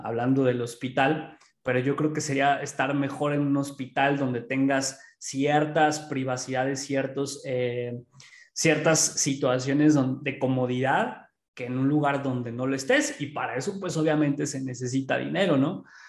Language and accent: Spanish; Pachuca, Hidalgo, Mexico; aquí en Pachuca, que es de donde yo soy